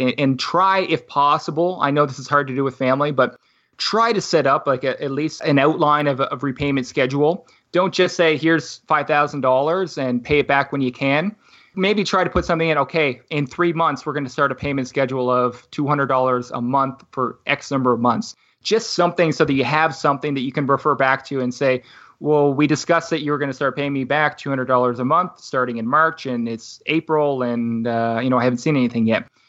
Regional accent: Halifax, Nova Scotia, Canada; moved away; buy a house back in my hometown. So, I'm from Halifax, Nova Scotia originally

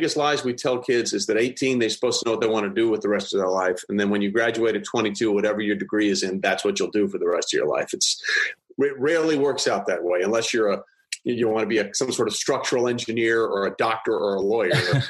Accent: Greenwich, Connecticut, United States; moved away as an adult; also born or lived in New York / St. Louis, Missouri; I'm from Connecticut originally. I was born in New York and grew up in a town called Greenwich right outside New York.

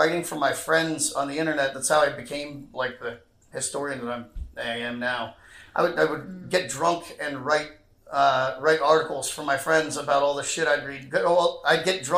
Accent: Wayne, Pennsylvania, United States; In this very, very rich area of Philly called... It's by Villanova University

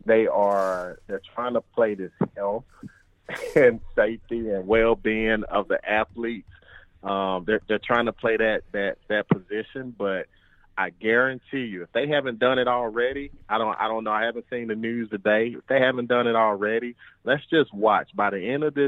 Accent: Grenada, Mississippi, United States; moved away as an adult; also born or lived in Georgia; now in Minnesota, United States; born and raised Grenada, Mississippi

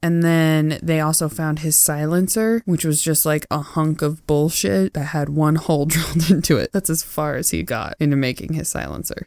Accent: Tillamook, Oregon, United States; moved away; I grew up in Tillamook

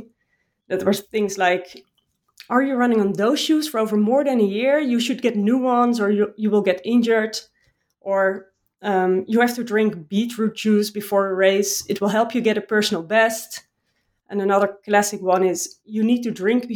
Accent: Utrecht, Netherlands; I was joining an athletics club in my hometown in Utrecht

